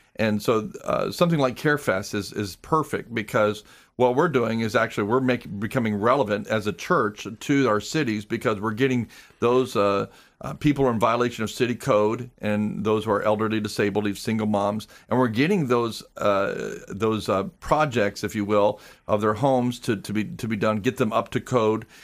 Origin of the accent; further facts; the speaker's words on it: Clearwater, Florida, United States; moved away as an adult; also born or lived in Texas; I was born and raised in Clearwater